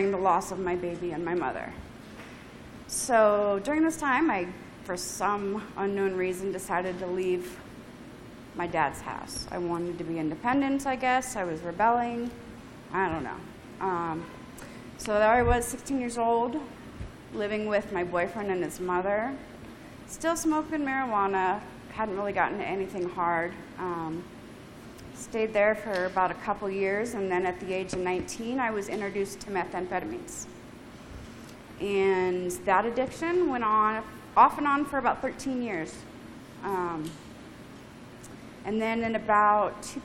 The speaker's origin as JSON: {"language": "English", "region": "Colorado", "country": "United States", "tie": "born or raised there", "said": "I was born and raised in Colorado"}